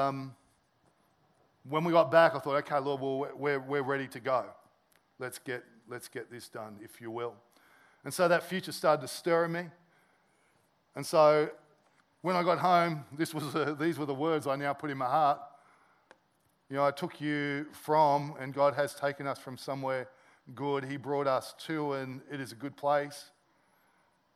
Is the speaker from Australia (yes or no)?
yes; Sydney, New South Wales, Australia; moved away as an adult; I'm originally from Sydney.